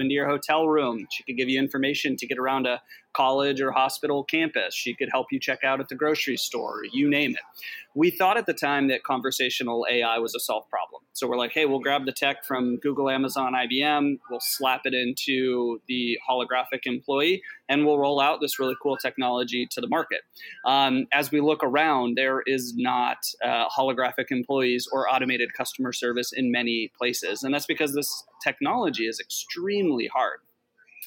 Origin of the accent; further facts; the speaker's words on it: Alaska, United States; I'm from Alaska.